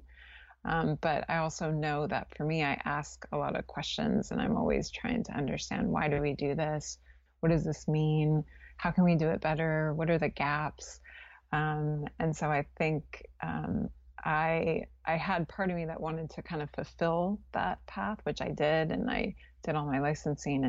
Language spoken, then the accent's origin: English; California, United States; moved away as an adult; also born or lived in New Orleans; I grew up in California